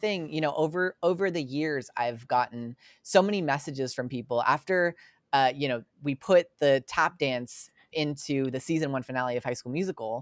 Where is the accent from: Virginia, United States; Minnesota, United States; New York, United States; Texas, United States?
New York, United States; Long Island; I grew up on Long Island